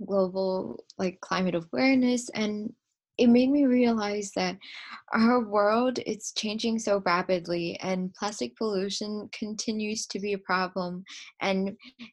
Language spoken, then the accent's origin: English; Edison, New Jersey, United States; I am from Edison, New Jersey